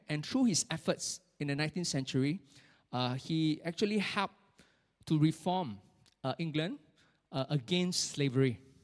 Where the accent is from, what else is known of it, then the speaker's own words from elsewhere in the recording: Singapore; as Singaporean